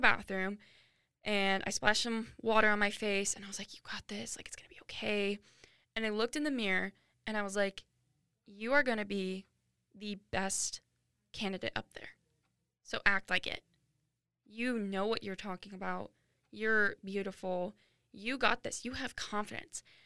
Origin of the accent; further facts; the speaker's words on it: Washington, United States; moved away as an adult; now in Phoenix, United States; I go to school in Phoenix, Arizona, but I grew up in Washington